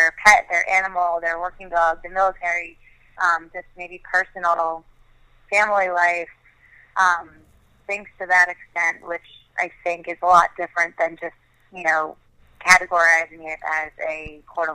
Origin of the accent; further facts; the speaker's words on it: New York, United States; growing up in New York and growing up a Yankees fan